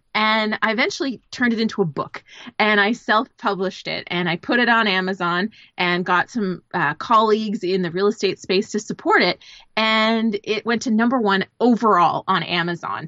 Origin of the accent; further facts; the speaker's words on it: Canada; now in Los Angeles, United States; I'm originally a Canadian. I live in Los Angeles